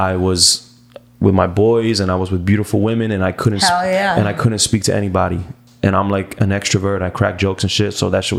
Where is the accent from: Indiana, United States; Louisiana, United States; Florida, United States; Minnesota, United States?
Florida, United States; Miami; I'm from Miami